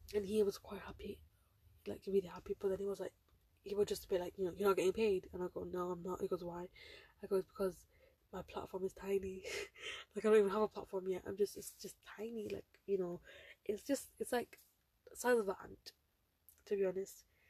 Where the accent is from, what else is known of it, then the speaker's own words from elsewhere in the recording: United Kingdom; I'm a British Bengali Muslim girl